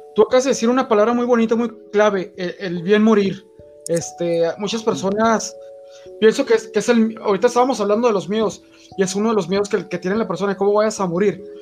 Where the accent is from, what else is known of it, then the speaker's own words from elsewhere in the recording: Mexico; aquí en México